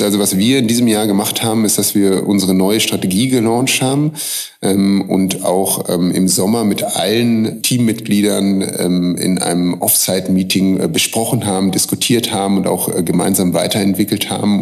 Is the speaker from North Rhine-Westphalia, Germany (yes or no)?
yes; Münster, North Rhine-Westphalia, Germany; also born or lived in Hamburg; now in Vienna, Austria; ich komme aus Münster, aber bevor ich nach Wien, äh, gezogen bin, habe ich mehrere Jahre in Hamburg gelebt